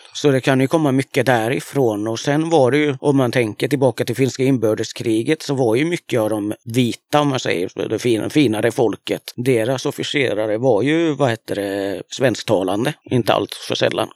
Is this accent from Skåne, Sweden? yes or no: no; Östergötland, Sweden; jag kommer ju liksom från Östergötland